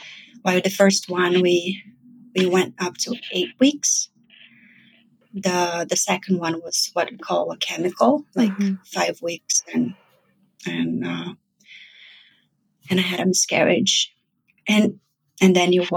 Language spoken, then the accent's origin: English; Brazil; moved away as an adult; now in New York, United States; I'm originally from Brazil.